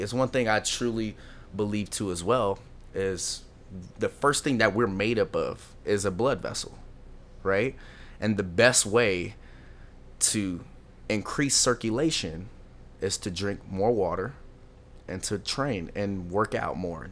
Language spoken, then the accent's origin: English; Lancaster, California, United States; I was born and raised in Lo, uh, Lancaster, California